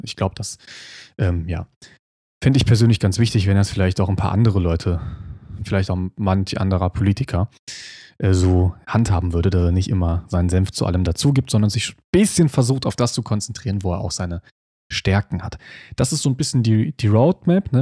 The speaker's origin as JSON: {"language": "German", "country": "Germany", "said": "bei uns in Deutschland"}